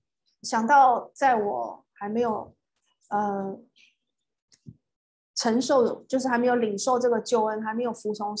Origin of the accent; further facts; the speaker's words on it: Taiwan; now in Singapore; 很像我刚刚从台湾搬到新加坡的那头两年，也是差不多，也是经历过这些这些沮丧。